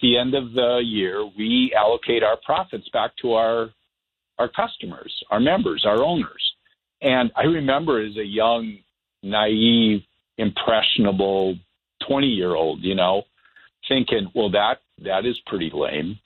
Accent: Bismarck, North Dakota, United States; my hometown of Bismarck

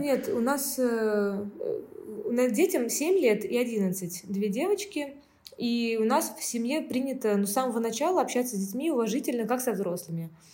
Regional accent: Saint Petersburg, Russia; moved away as an adult; now in Antalya, Turkey; я приехала не из Украины, мы из России, мы из Петербурга.

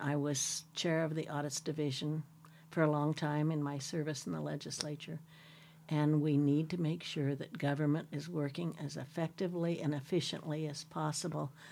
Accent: Sherman County, Oregon, United States; when I moved away from Sherman County and moved to the city for the first time in my life

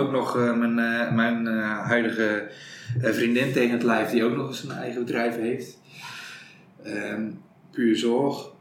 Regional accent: Prinsenbeek, North Brabant, Netherlands; accent: Brabant; also born or lived in Breda / Amsterdam; ik kom uit Prensenbeek. Ik woon in Breda. Dat is Noord-Brabant, zoals je weet. En zoals je misschien ook wel hoort

